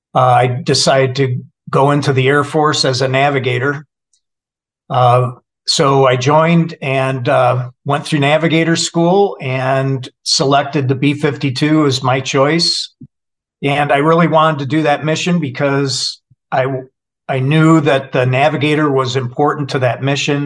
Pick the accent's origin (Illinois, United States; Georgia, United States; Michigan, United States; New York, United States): Michigan, United States; Saginaw; moved away as an adult; also born or lived in Sacramento, California; I'm a Midwestern guy, born and raised in Saginaw, Michigan.